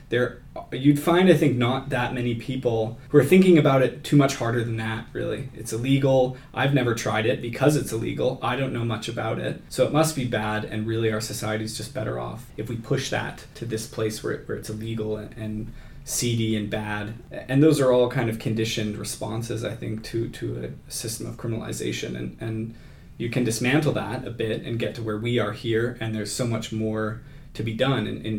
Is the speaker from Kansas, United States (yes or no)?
yes; Kansas, United States; Yeah, I grew up in Kansas